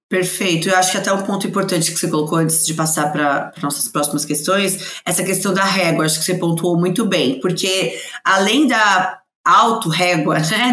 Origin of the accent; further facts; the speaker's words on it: São Paulo, Brazil; sou de São Paulo